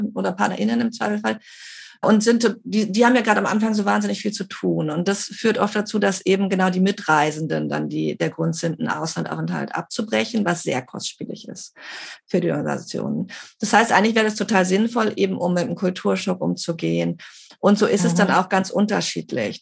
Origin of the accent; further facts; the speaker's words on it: Germany; now in Barcelona, Spain; ich bin Deutsche